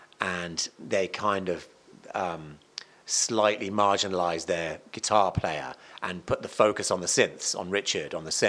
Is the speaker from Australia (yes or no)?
no; Cardiff, Wales, United Kingdom; moved away; also born or lived in Malvern; I was born in Cardiff.